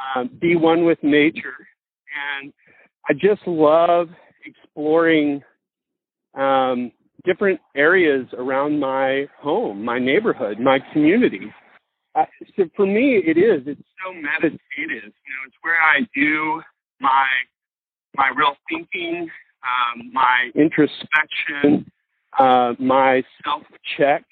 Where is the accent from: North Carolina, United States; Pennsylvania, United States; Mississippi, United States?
Mississippi, United States; growing up in Mississippi